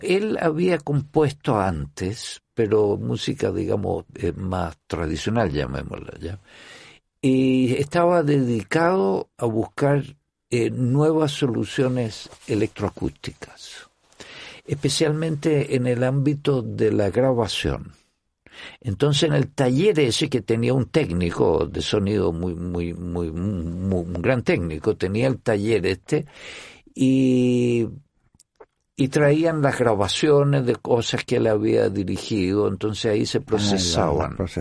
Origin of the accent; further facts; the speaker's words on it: Chile; moved away as an adult; yo soy de Chile